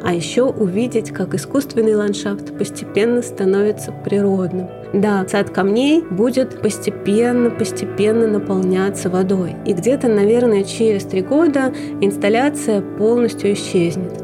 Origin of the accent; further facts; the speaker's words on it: Moscow, Russia; also born or lived in Saint Petersburg; Я родилась в Ленинграде, выросла в самом центре Москвы